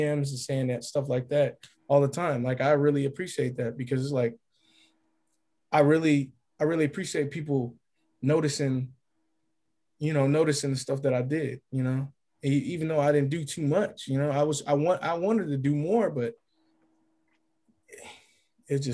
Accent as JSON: {"language": "English", "region": "California", "country": "United States", "also_born_or_lived": "Kansas / Illinois", "moved": "as an adult", "said": "I'm from California."}